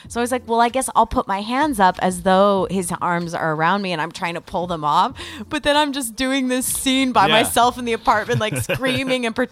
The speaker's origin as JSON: {"language": "English", "country": "United States", "said": "we're American"}